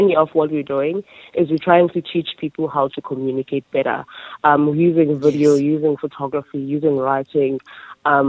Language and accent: English; Makhanda, Eastern Cape, South Africa; my hometown, which is Mykhanda